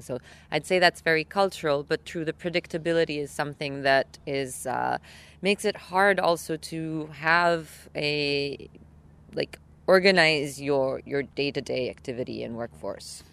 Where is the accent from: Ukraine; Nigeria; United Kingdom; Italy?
Italy; I come from Italy